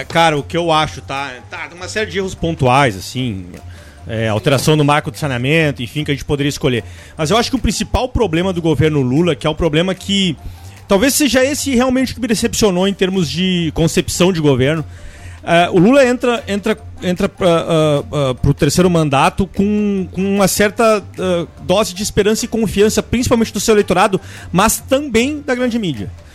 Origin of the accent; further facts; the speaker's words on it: Brazil; como brasileiro